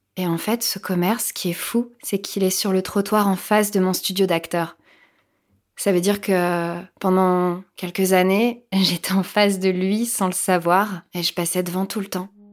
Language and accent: French; Picardy, Hauts-de-France, France; now in Paris, France; Ma mère euh, habite en Picardie, c'est là où j'ai grandi